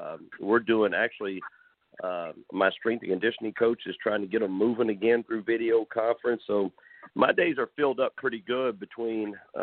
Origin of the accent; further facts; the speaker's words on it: Madisonville, Kentucky, United States; moved away; growing up in Madisonville